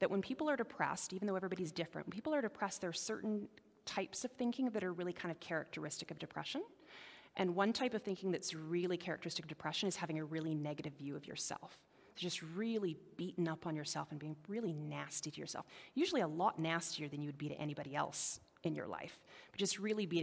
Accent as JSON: {"language": "English", "town": "White Rock", "region": "British Columbia", "country": "Canada", "tie": "born or raised there", "said": "I grew up in White Rock, and it doesn't snow in White Rock"}